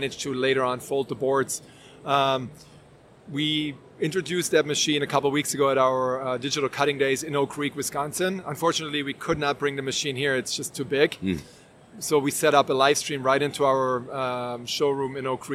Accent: Germany; moved away as an adult; now in United States; So I was born and raised in Germany, a little bit of a different culture in Germany.

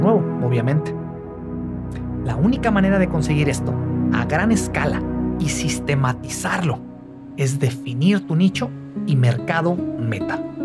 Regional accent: Mexico; moved away; mi país natal, eh, en México

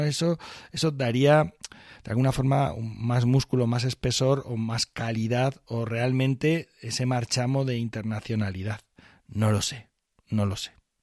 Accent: Barcelona, Catalonia, Spain; now in Guadalajara, Spain; yo nací en Barcelona

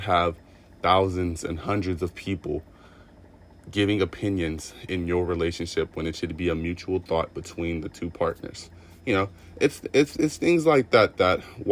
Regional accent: Los Angeles, California, United States; I am from Los Angeles, California

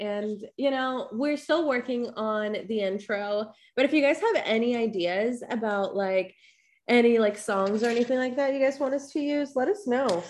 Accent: Sweet, Idaho, United States; moved away as an adult; also born or lived in Barranquilla, Colombia; now in San Diego, United States; I was born in Barranquilla, Colombia. I moved to the United States when I was 7 years old. I moved to Idaho, a very, very small rural town in Idaho called Sweet, where I happen to be the only brown person. in a 50-mile radius.

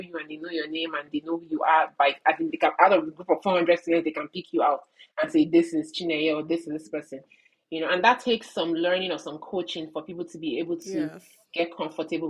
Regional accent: Nigeria; now in Canada; in Nigeria, we say, oh, connections

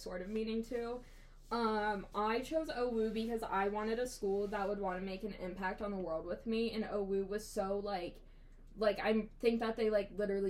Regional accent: Newark, Ohio, United States; I'm from Newark, Ohio, about an hour out of Columbus

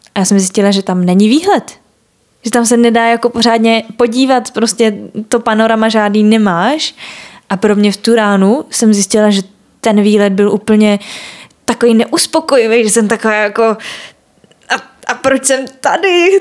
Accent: Prague, Czechia; já jsem jako Pražák a měla jsem to štěstí, že teda jako můžu bydlet u rodičů

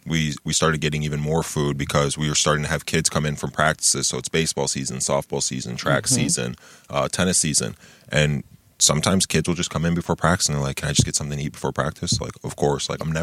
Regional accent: Lansing, Michigan, United States; also born or lived in Grand Ledge; I'm from Lansing. A lot of people don't know that. Like, born and raised, you know, born at Sparrow, grew up in the old Oakland neighborhood and the Forest neighborhood.

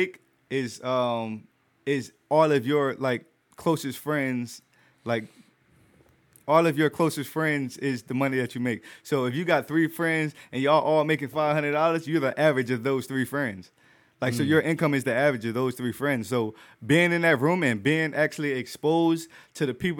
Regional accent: Trenton, New Jersey, United States; I come from Trenton.

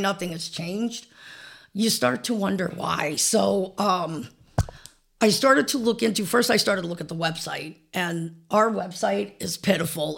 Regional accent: Old Forge, Pennsylvania, United States; moved away as an adult; I am from Old Forge. I graduated from, uh, Old Forge High School in nineteen eighty-eight

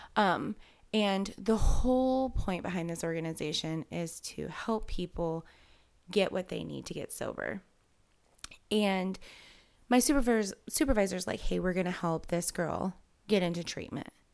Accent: Galva, Illinois, United States; I'm from Galva, so I am not from Kewanee.

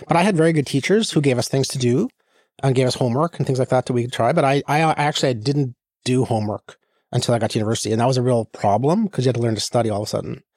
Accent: Saskatchewan, Canada; moved away as an adult; also born or lived in Ontario / Pittsburgh / California; I'm from the West

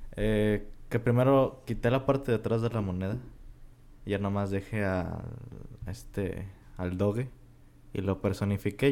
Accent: Mexico; somos de México.

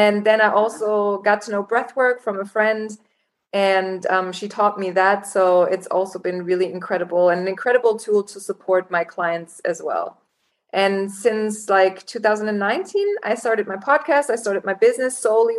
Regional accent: Germany; moved away as an adult; also born or lived in Los Angeles, United States; now in Cape Town, South Africa; I was born and raised in Germany. And at 19, I decided to go to Los Angeles and study

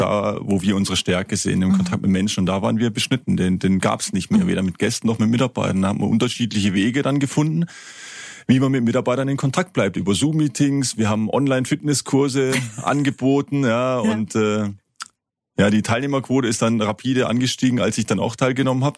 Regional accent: High Black Forest, Baden-Württemberg, Germany; da ich ja ein, ein Kind des Hochschwarzwaldes bin

